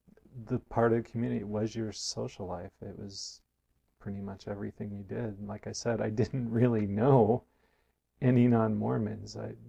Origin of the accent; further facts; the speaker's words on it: Provo, Utah, United States; born there; I was born in Provo to my parents attending school, and from the time I was three on, we lived there, had our house flattened by a flood in 1976.